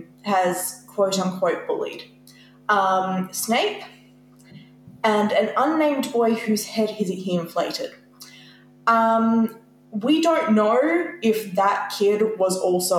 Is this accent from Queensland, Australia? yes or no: no; Tasmania, Australia; we're from Tasmania.